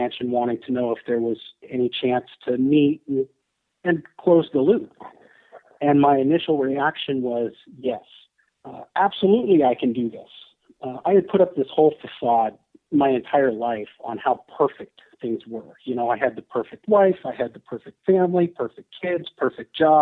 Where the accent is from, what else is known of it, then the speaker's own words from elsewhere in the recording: San Francisco Bay Area, California, United States; I'm from the San Francisco Bay Area. Still live there.